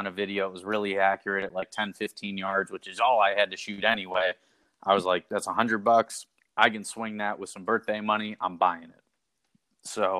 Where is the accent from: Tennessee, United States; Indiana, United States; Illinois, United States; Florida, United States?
Illinois, United States; I grew up in Illinois, which not that far from Chicago, maybe a half hour or so